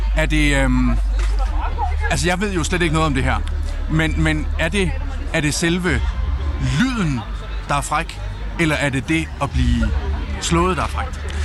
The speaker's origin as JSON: {"language": "Danish", "area": "Southern Jutland", "region": "Southern Denmark", "country": "Denmark", "tie": "born or raised there", "said": "er jo opvokset hjemme i Sønderjylland med mine forældre"}